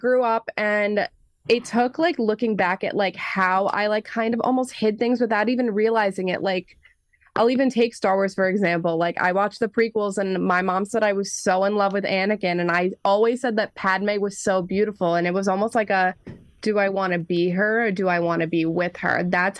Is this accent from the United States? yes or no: yes; New York, United States; I grew up an only child, and I grew up on Long Island